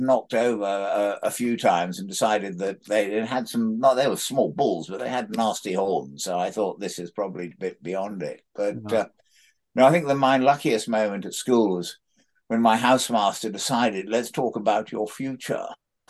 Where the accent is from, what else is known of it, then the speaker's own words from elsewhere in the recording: Sudan; also born or lived in Egypt; But I was brought up in the Sudan and in Egypt and sort of keeping pet scorpions and taking paddle steamers down the Nile.